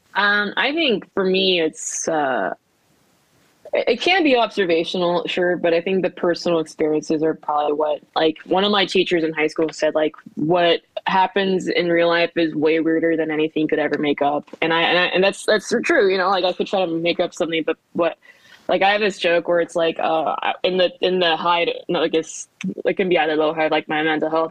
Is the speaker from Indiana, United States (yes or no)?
no; Southern California, United States; moved away as an adult; also born or lived in Korea / New Jersey / Midwest; now in Washington, D.C., United States; I grew up in Southern California